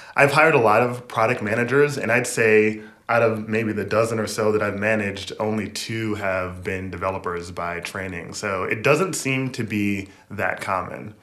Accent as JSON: {"language": "English", "region": "Michigan", "country": "United States", "tie": "born or raised there", "also_born_or_lived": "New York / Boston / Seattle", "moved": "as an adult", "lives_now": "New York City, United States", "said": "I was born in Michigan"}